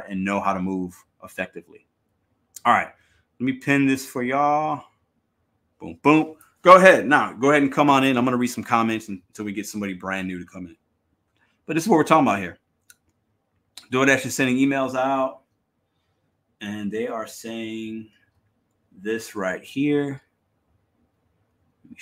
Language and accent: English; Chicago, Illinois, United States; That's where I'm from.